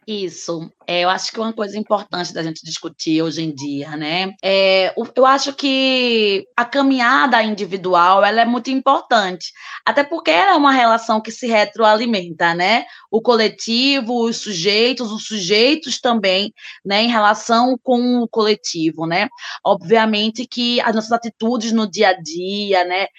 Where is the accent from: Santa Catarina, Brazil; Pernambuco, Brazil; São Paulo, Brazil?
Pernambuco, Brazil; Recife; sou recifense